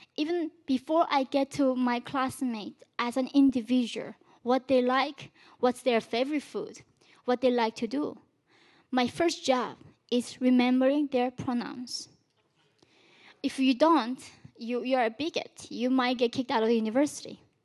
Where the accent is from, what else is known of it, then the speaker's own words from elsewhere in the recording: North Korea; now in United States; When I was born in North Korea, we did not even have the word for love or freedom